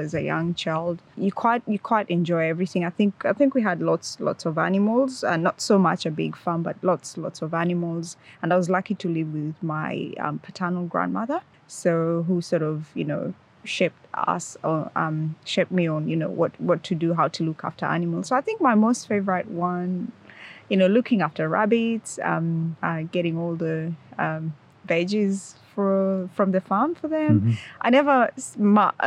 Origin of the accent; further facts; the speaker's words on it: Nakuru, Nakuru County, Kenya; moved away as an adult; also born or lived in Melbourne, Australia; now in Launceston, Australia; I'm originally from Kenya, so that's sort of East Africa. I grew up in a town called Nakuru, which is 2 hours' drive from the capital, Nairobi.